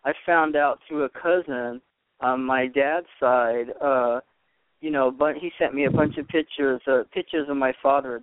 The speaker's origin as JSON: {"language": "English", "region": "upstate New York", "country": "United States", "tie": "born or raised there", "also_born_or_lived": "Boston", "moved": "yes", "lives_now": "Los Angeles, United States", "said": "we came out here in 65, so what I did, I was born in Boston, but we lived in upstate New York"}